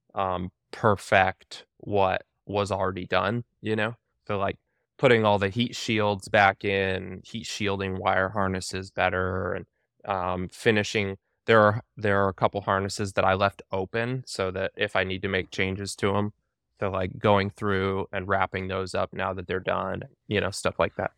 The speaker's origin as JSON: {"language": "English", "region": "Alaska", "country": "United States", "said": "my wife and I, we were actually, like, uh, we're from Alaska"}